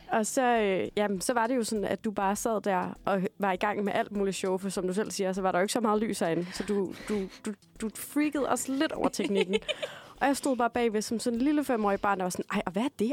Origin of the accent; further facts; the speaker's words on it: Denmark; now in Copenhagen, Denmark; jeg er altså fuldblods jyde